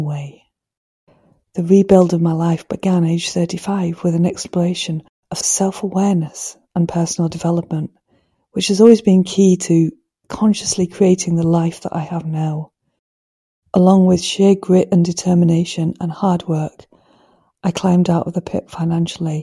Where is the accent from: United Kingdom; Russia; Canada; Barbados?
United Kingdom; Manchester, North West England; moved away as an adult; also born or lived in Swansea; now in Harris, United Kingdom; I grew up in Manchester unhappy, craving the sea, the quiet and the countryside